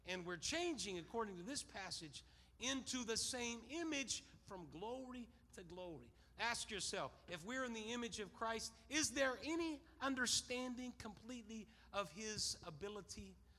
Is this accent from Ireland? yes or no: yes; Ireland; Well, I'm Irish. That's what we do. We get mad.